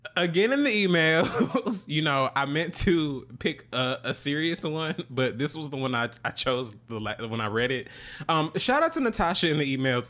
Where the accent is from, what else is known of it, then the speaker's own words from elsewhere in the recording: Atlanta, Georgia, United States; now in New York, United States; I am from Atlanta, but I do live in New York now.